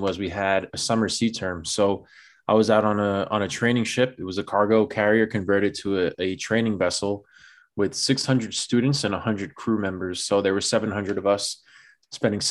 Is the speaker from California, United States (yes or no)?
no; New York City, New York, United States; born and raised in the Bronx